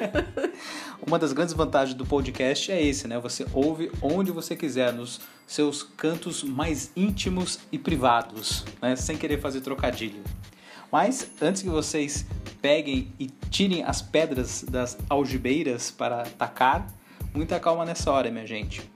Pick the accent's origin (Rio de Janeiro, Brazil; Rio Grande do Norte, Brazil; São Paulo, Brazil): São Paulo, Brazil; Cruzeiro; moved away; also born or lived in Araraquara / Santo André; Quando eu era criança, ah, em Cruzeiro, eu era associado à biblioteca municipal